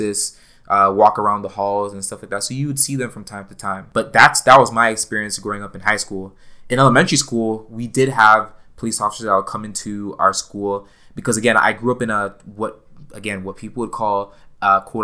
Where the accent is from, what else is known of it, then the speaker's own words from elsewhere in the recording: Toronto, Ontario, Canada; I grew up in Toronto. I grew up in Scarborough